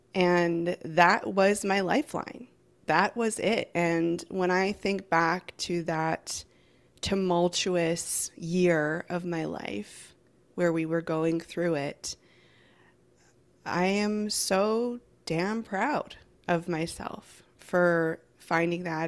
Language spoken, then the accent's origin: English; Vancouver Island, British Columbia, Canada; I'm from Vancouver Island in Canada.